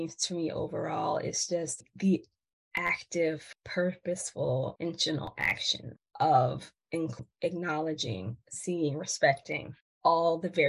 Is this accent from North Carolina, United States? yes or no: no; New Orleans, Louisiana, United States; accent: Southern; that's the Southern inflect. I'm from New Orleans, Louisiana.